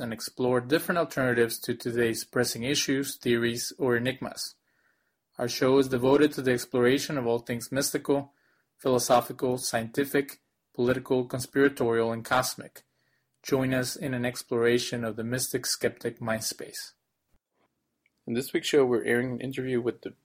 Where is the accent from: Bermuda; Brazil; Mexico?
Mexico; Monterrey, Nuevo León; also born or lived in Cancun, Mexico; when I went back to Monterrey, Mexico, where I'm originally from